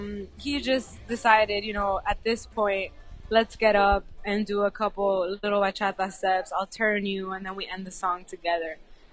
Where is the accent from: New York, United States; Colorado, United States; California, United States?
New York, United States; New York City; I'm from New York, I'm from the Bronx, and being in my hometown